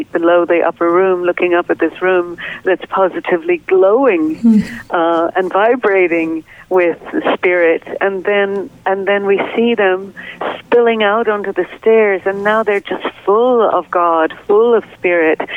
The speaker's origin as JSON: {"language": "English", "region": "Northern Ireland", "country": "United Kingdom", "tie": "born or raised there", "moved": "yes", "said": "I grew up in Northern Ireland, and during a period of time known as the Troubles over there"}